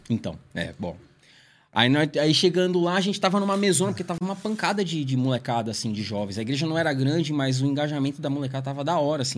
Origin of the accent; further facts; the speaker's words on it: São Paulo, Brazil; numa igreja que eu fui... É onde eu cresci, praticamente. E eu fui membro, sei lá, de uns seis, sete anos. Que é a Comunidade Evangélica Cristo, Eu e Você. Em, na Vila Zate, Pirituba.